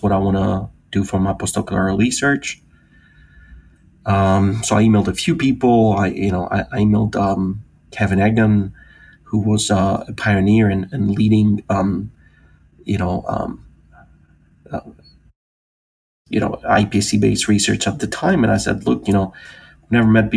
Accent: Greece; moved away as an adult; also born or lived in United Kingdom; I'm originally from Greece. I grew up in Greece, the youngest of three.

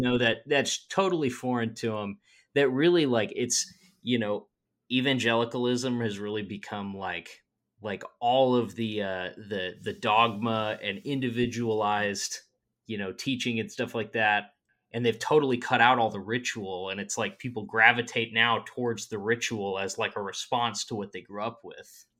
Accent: Midwest, United States; I'm from the Midwest

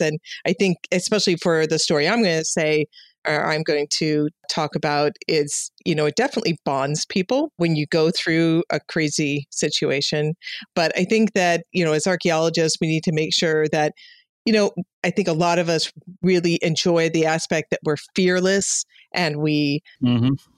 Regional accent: Chicago, Illinois, United States; moved away; I'm from Chicago

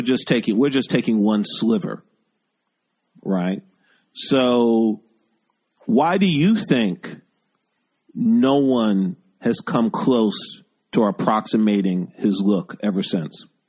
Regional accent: New York City, New York, United States; also born or lived in West Village / Bronx / Brooklyn; I'm native New Yorker as well.

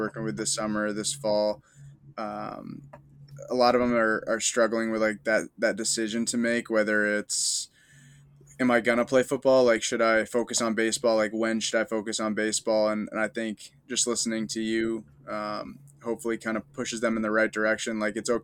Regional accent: Vermont, United States; I'm from Vermont.

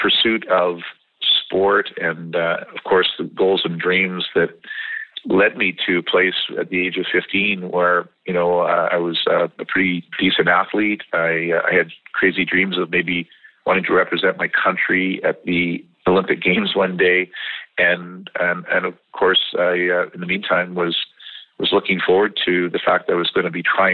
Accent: British Columbia, Canada; as a kid growing up in British Columbia

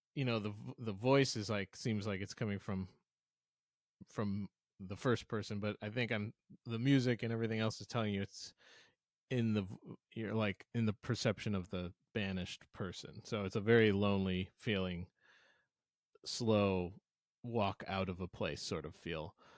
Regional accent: St. Louis, Missouri, United States; I'm from St. Louis, Missouri, and I'm a Cardinals fan

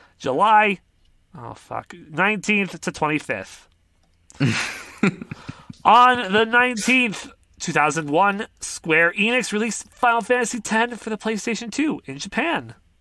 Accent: Canada; We're both Canadian.

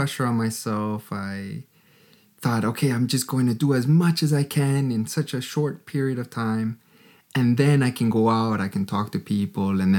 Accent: Canada; moved away as an adult; now in Germany; I'm from Canada.

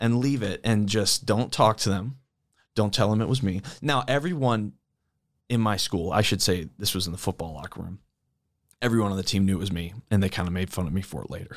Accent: East Coast, United States; moved away as an adult; also born or lived in Saint Louis area; now in St. Louis, United States; I grew up on the East Coast

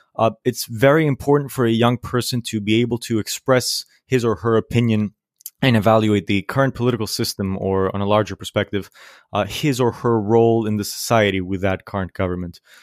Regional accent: Greece; I am from Greece.

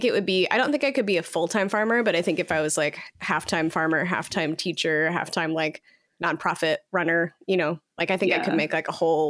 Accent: Iowa, United States; When I remember when I was a kid, in like growing up in Iowa

